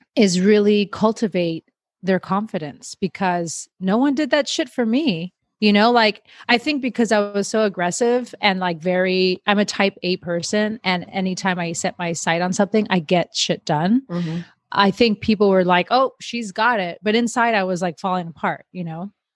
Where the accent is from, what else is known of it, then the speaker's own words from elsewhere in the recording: Miami, Florida, United States; now in Los Angeles, United States; I grew up in Miami. I moved around a bunch and now I find myself in LA.